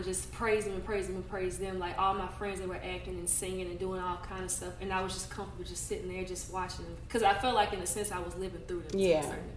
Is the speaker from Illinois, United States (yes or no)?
no; Dennis Mills, Louisiana, United States; now in Baton Rouge, United States; Oh, I live in Baton Rouge, but I'm from Dennis Mills